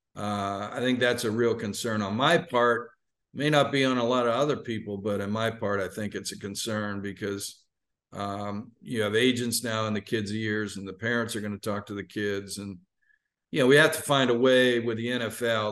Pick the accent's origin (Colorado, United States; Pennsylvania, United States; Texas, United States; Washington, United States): Pennsylvania, United States; Pittsburgh; moved away as an adult; now in Atlanta, United States; growing up in Pittsburgh